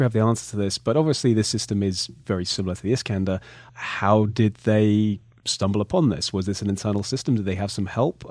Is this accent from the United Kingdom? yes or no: yes; United Kingdom; I'm British